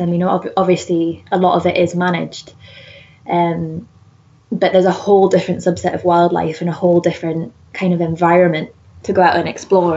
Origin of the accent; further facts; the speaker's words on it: Whitley Bay, North East England, United Kingdom; accent: Geordie; I grew up just outside of Newcastle um, in kind of like a seaside town called Whitley Bay